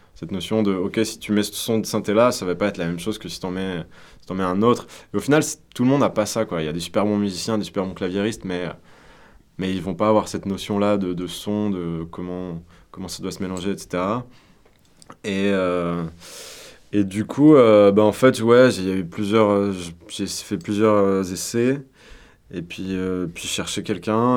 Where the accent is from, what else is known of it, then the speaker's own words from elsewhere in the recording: Auvergne-Rhône-Alpes, France; moved away; also born or lived in Lyon; on vient d'Auvergne et on vient d'une petite ville enfin plus ou moins